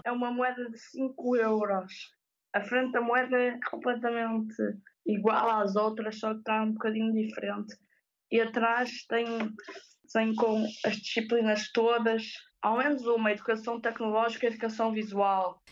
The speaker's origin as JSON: {"language": "Portuguese", "town": "Ponte da Barca", "region": "Norte", "country": "Portugal", "said": "sou de Ponta Barca"}